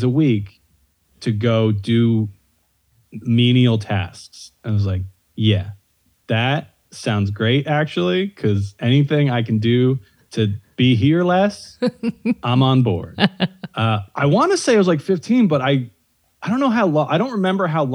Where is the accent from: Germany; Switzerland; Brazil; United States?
United States; outside Phillipsburg, New Jersey; I'm from outside Phillipsburg.